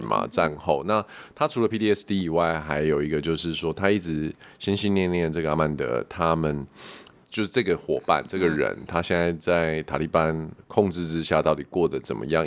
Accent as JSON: {"language": "Chinese", "country": "Taiwan", "said": "我们台湾人"}